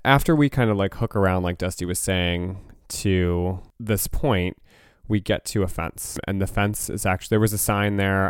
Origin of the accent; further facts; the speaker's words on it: New Jersey, United States; we're from New Jersey